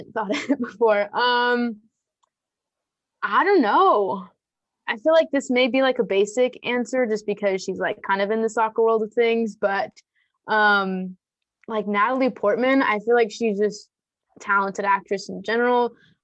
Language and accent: English; Moreno Valley, California, United States; she's from my hometown, our moms are coworkers